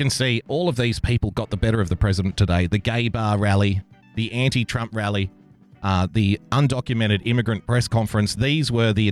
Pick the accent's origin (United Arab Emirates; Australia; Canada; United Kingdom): Australia; I'm an Australian